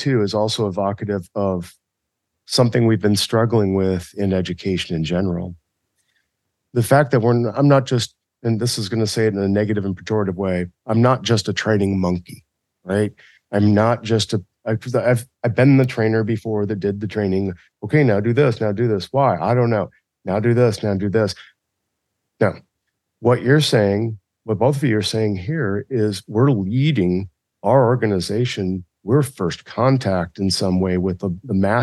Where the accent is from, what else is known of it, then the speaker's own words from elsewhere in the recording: Missouri, United States; I'm from Missouri and our motto was show me